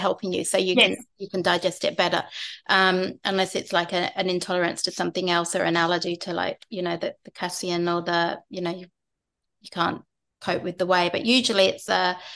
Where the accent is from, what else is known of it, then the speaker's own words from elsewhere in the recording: England, United Kingdom; I'm English